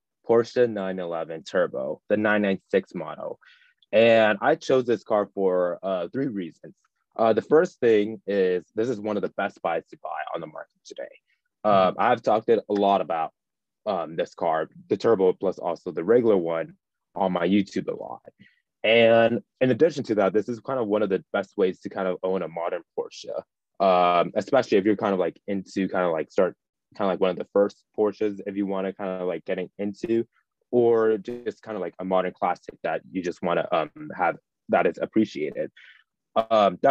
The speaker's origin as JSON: {"language": "English", "region": "Southern California", "country": "United States", "tie": "born or raised there", "said": "growing up in Southern California"}